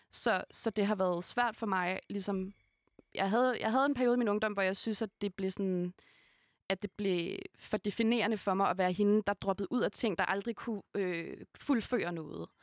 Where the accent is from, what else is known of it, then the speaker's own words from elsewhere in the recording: Hundested, Capital Region of Denmark, Denmark; jeg gik på en meget, meget provinciel folkeskole, øh, der hvor jeg kommer fra, i Hundested